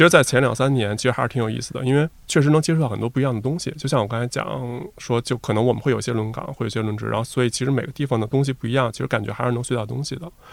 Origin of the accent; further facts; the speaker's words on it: Beijing, China; 我从小就在北京